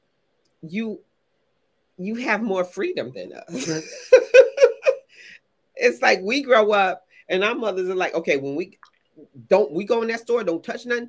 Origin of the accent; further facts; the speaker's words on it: Connecticut, United States; growing up in Connecticut, in New England, in the 60s.